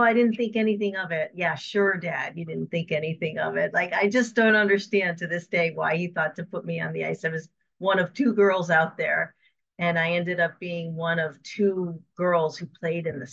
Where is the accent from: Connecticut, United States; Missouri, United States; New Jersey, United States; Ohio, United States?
Connecticut, United States; So I grew up in Connecticut in the 70s